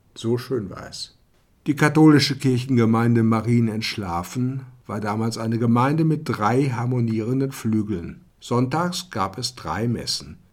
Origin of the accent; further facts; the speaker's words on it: Germany; moved away as an adult; also born or lived in Odessa, Ukraine; ich als Deutscher